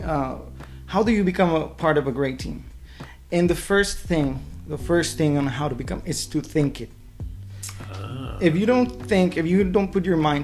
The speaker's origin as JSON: {"language": "English", "town": "Silao", "region": "Guanajuato", "country": "Mexico", "tie": "born or raised there", "also_born_or_lived": "León, Guanajuato", "second_language": "English", "moved": "as an adult", "lives_now": "Omaha, United States", "said": "I am originally from Mexico. I was born in León, Guanajuato, and I grew up in the city of Silao, Guanajuato."}